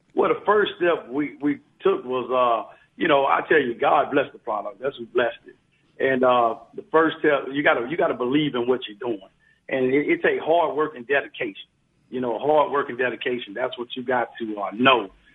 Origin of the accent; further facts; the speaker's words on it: Biloxi, Mississippi, United States; moved away as an adult; I'm from Biloxi, Mississippi